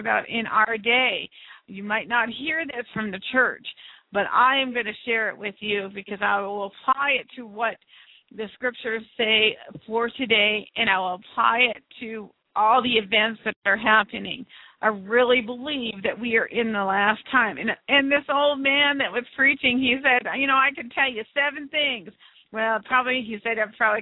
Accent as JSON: {"language": "English", "country": "United States", "said": "I'm speaking as an American from this country"}